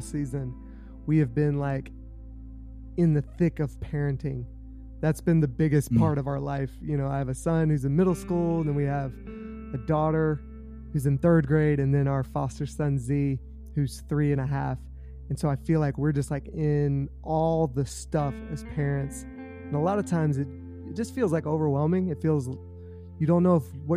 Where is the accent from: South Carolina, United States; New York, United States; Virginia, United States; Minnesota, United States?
South Carolina, United States; I grew up in South Carolina, so I'm a Gamecock